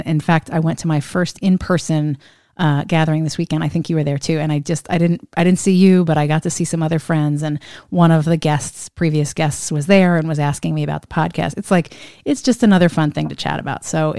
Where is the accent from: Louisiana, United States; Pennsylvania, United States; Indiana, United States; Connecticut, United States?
Pennsylvania, United States; now in Washington, United States; Tom, you and I grew up in a similar part of the U.S., born and raised in the Pennsylvania state, Commonwealth